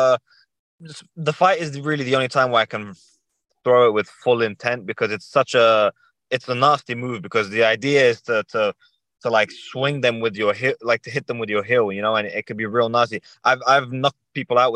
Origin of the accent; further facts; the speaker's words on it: London, United Kingdom; I grew up in London. Yeah, I grew up in London.